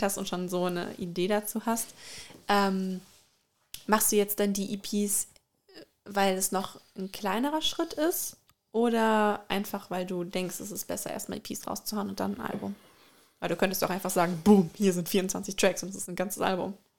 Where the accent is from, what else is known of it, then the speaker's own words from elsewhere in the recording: Germany; bei uns in Deutschland